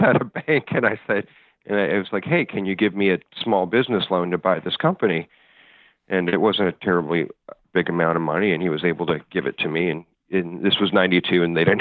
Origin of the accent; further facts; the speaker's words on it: Chicago, Illinois, United States; moved away; I grew up in Chicago